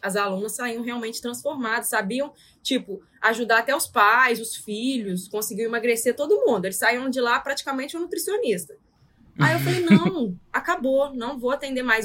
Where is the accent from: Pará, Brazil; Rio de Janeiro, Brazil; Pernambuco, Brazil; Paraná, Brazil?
Rio de Janeiro, Brazil; Porciúncula; moved away as an adult; also born or lived in São José de Ubá; now in Vila Velha, Brazil; Porque eu estava morando em São José de Bar, mas sou de Porciúncula